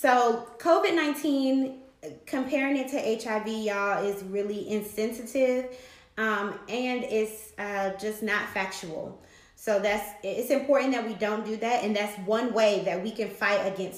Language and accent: English; Washington, District of Columbia, United States; I'm from Southeast DC